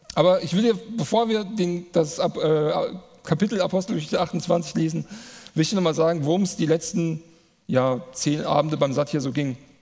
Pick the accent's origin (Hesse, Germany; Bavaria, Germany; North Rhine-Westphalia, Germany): Hesse, Germany; Manderbach; ich komme aus Manderbach, das ist hier ein Ort weiter.